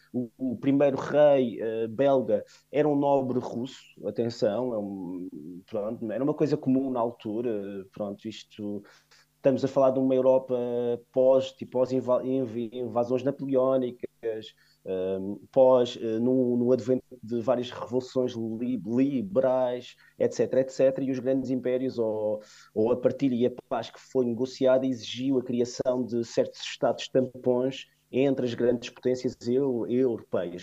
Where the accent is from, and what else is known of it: Funchal, Madeira, Portugal